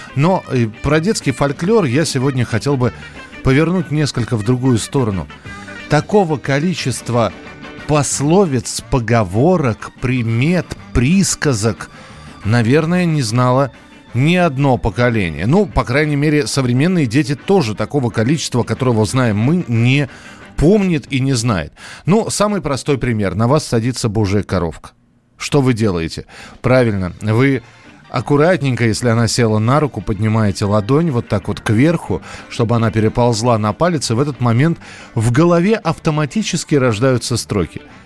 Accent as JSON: {"language": "Russian", "region": "Moscow", "country": "Russia", "said": "У нас в Москве"}